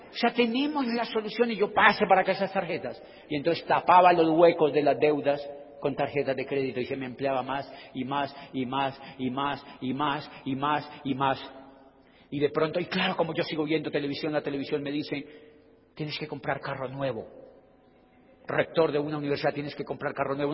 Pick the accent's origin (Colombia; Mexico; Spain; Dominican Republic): Colombia; yo soy de Colombia